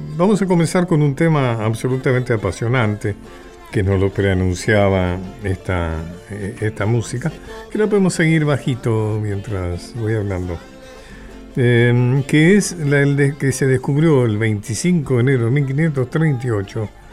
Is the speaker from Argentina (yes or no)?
yes; Argentina